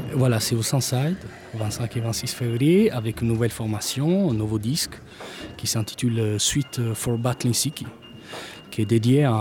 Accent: Bari, Apulia, Italy; first language Italian; French is a second language; moved away as an adult; now in France; je suis né en Italie, à Bari

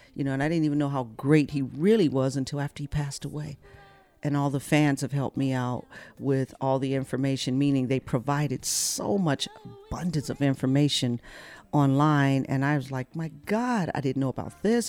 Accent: Flint, Michigan, United States; I come from Flint, Michigan

